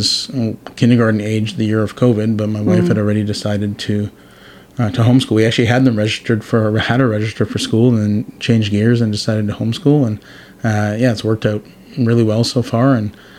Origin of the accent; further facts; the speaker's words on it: Toronto, Ontario, Canada; moved away as an adult; also born or lived in Vancouver, Canada / Burnaby, Canada; now in Powell River, Canada; I growing up in Toronto